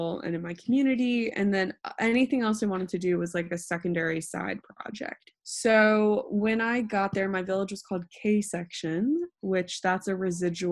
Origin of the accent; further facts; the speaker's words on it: Northern California, United States; moved away as an adult; also born or lived in Indiana / South Africa; I grew up in Northern California, which is very liberal and very diverse